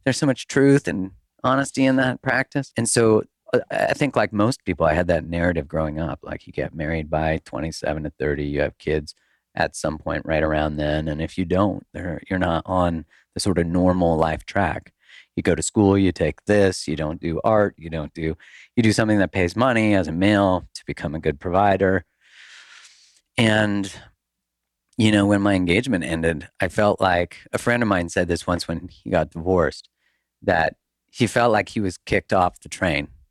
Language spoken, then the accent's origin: English; Canada; moved away as an adult; now in United States; I'm Canadian